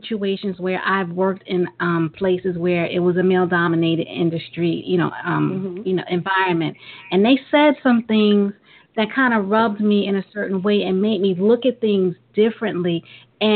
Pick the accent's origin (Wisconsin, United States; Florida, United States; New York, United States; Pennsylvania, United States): New York, United States; New York City; I'm originally from Brooklyn